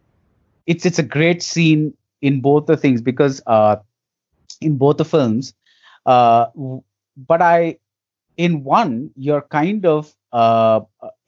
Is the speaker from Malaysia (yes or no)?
no; India; as an Indian audience